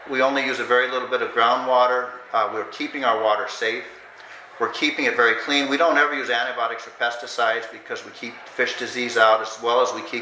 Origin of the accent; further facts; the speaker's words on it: United States; I grew up in Iowa, Oklahoma, uh, where my parents were, but my dad is a professor